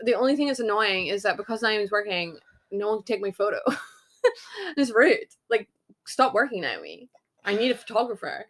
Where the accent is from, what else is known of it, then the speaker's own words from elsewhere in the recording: Scotland, United Kingdom; I'm Scottish